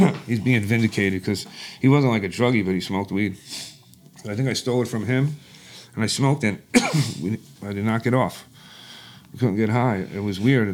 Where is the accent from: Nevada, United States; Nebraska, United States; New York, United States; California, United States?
New York, United States; Long Island; I grew up in Long Island